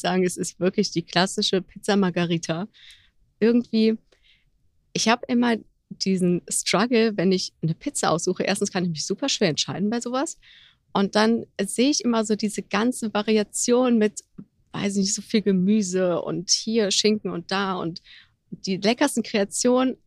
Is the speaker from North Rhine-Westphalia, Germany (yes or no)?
yes; Mönchengladbach, North Rhine-Westphalia, Germany; moved away as an adult; also born or lived in Düsseldorf; now in Cologne, Germany; komme gebürtig aus dem Rheinland, eigentlich aus Mönchengladbach sogar, wohne jetzt seit ein paar Jahren in Köln